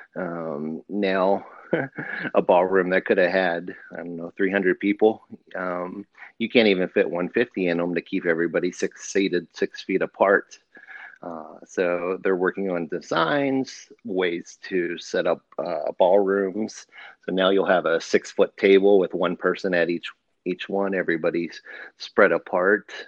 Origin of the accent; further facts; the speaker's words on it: United States; also born or lived in Pennsylvania / Ohio; I grew up in Pennsylvania and Ohio